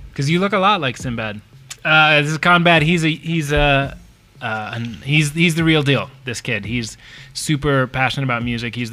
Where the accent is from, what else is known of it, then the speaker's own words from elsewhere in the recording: United States; I'm the American.